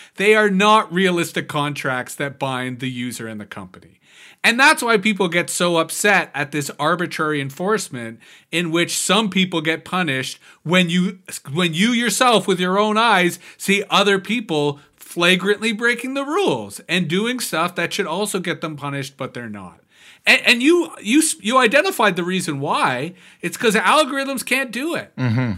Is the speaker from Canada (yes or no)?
yes; Canada; I'm a Canadian